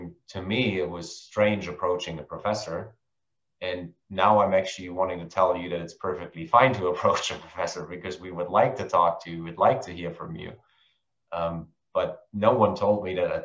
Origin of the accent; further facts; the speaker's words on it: Germany; moved away; I hail from Germany